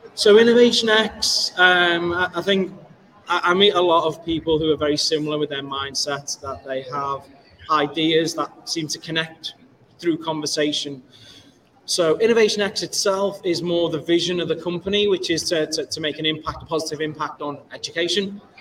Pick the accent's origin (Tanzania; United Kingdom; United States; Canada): United Kingdom; Liverpool, North West England; I hail from Liverpool, UK